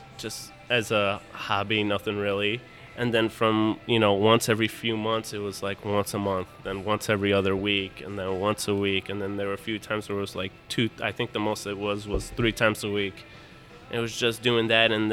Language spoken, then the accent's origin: English; Detroit, Michigan, United States; I was born in Detroit.